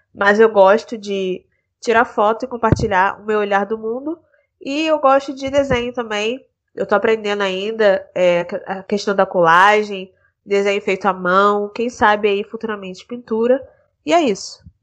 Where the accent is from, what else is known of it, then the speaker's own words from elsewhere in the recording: Rio de Janeiro, Brazil; tenho 23 anos, sou do Rio de Janeiro